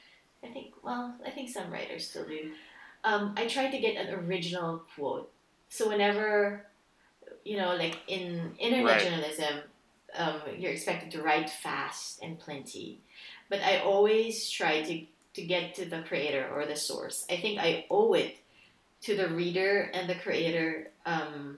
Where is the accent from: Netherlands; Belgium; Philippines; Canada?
Philippines; moved away; I grew up in the Philippines